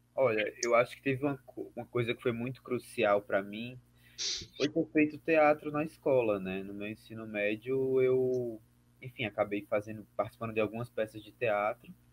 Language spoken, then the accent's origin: Portuguese; Alagoas, Brazil; also born or lived in Cachoeira, Bahia; sou alagoano, vivo e trabalho em Alagoas